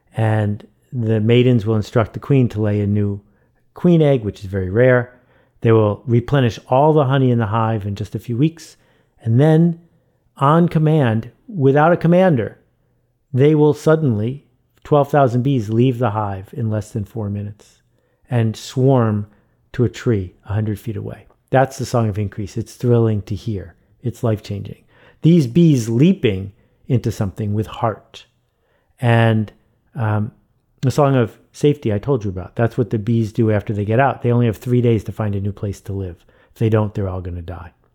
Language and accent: English; Buffalo, New York, United States; I grew up in Buffalo, New York